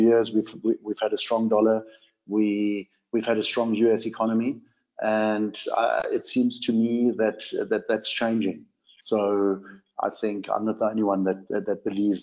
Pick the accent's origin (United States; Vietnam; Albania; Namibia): Namibia; accent: a bit of a blend; I was born on a ranch in Namibia and I grew up here.